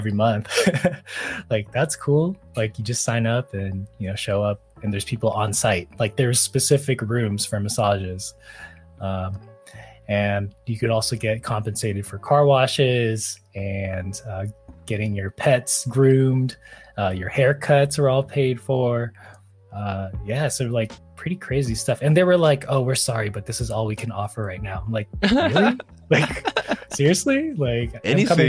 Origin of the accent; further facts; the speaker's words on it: Silicon Valley, California, United States; growing up in the Silicon Valley